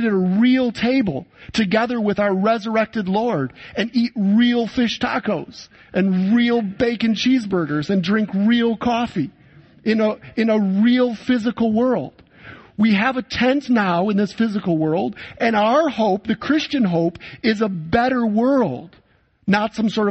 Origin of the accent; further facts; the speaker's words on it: Saginaw, Michigan, United States; moved away as an adult; now in Poland; my hometown of Saginaw, Michigan